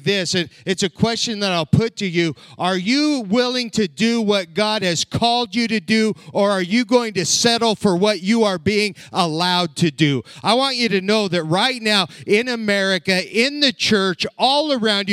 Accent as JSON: {"language": "English", "region": "southern Colorado", "country": "United States", "tie": "born or raised there", "also_born_or_lived": "Ukraine", "moved": "as an adult", "lives_now": "Lexington, Nebraska, United States", "said": "I was born and raised in southern Colorado"}